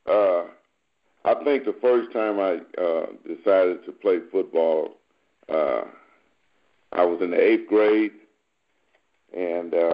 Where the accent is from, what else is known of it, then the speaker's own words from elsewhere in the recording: Galveston, Texas, United States; moved away as an adult; I'm from a small town, Galveston, Texas, probably about, at the time, 60,000 people